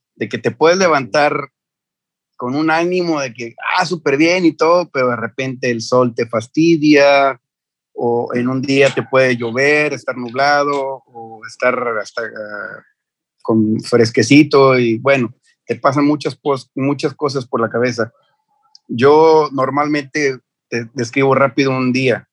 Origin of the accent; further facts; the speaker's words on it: Mexico; para que vieran que era mexicano